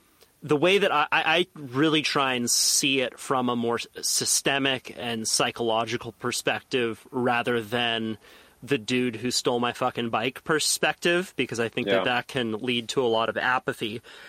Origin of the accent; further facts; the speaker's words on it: Santa Cruz, California, United States; I was born and raised in Santa Cruz.